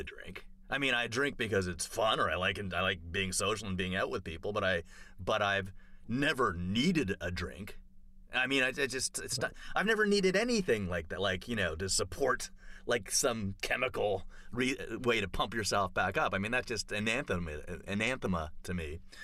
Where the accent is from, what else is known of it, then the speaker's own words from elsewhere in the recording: Toronto, Ontario, Canada; moved away; I grew up in Toronto